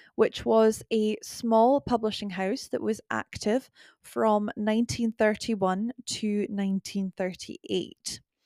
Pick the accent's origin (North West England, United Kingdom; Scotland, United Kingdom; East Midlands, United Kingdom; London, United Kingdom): Scotland, United Kingdom; accent: Scottish